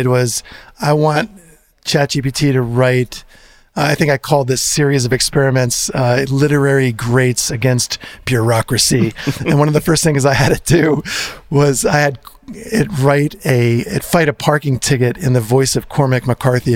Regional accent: New Jersey, United States; we're from New Jersey, Jersey represent

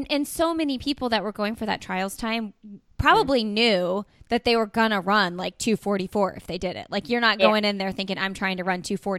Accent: Indiana, United States; I'm from Indiana. I live in Indiana

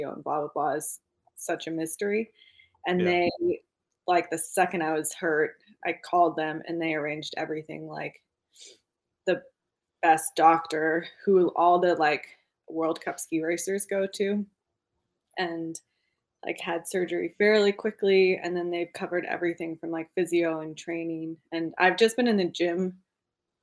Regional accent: Jackson, Wyoming, United States; moved away as an adult; now in Austria; I was born and raised in Jackson, Wyoming, which was very lucky. And yeah, currently living in the Alps.

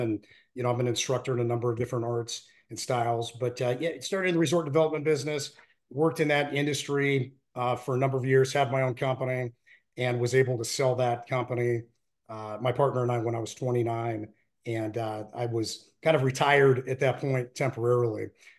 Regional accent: Reno, Nevada, United States; Sierra Nevada mountains, and you know, lots of area to shoot, lots of great skiing up there. And yeah, that's my hometown.

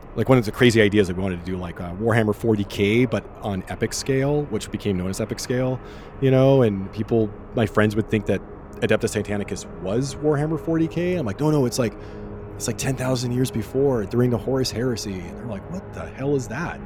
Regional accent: Germany; moved away; I grew up in Germany

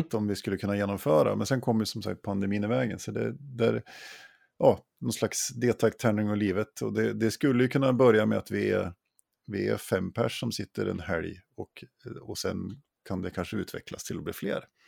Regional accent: Jämtland, Sweden; moved away; i mina hemtrakter i Jämtland

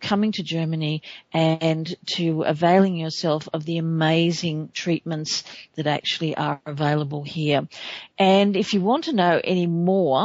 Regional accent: Australia; my home country of Australia

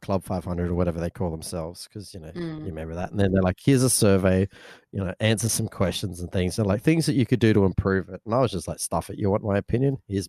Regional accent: Darwin, Northern Territory, Australia; We're from Darwin

